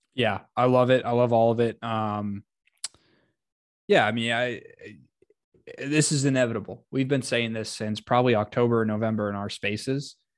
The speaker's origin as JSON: {"language": "English", "region": "Ohio", "country": "United States", "said": "Ohio, I'm from Ohio"}